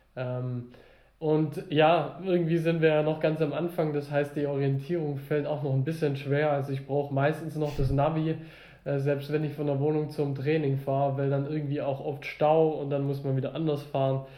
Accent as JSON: {"language": "German", "area": "the South", "region": "Southern Germany", "country": "Germany", "said": "bei uns im Süden"}